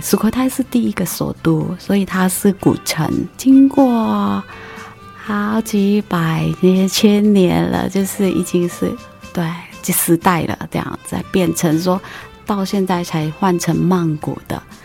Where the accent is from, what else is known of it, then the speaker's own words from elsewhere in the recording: Thailand; Chinese is a second language; moved away as an adult; now in Taiwan; 我来自泰国